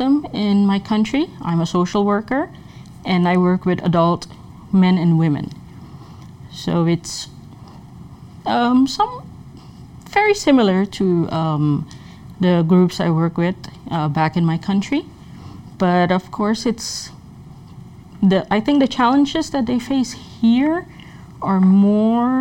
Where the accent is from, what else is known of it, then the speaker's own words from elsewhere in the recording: Suriname; moved away as an adult; now in Minnesota, United States; I come from Suriname, which is a country in South America.